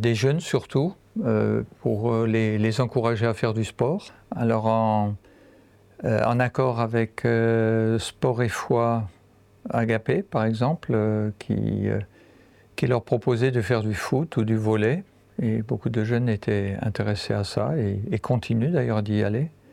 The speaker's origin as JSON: {"language": "French", "area": "Lorraine", "region": "Grand Est", "country": "France", "also_born_or_lived": "Central African Republic", "moved": "as an adult", "said": "je viens en fait de Lorraine. J'habite maintenant dans, dans, cette région."}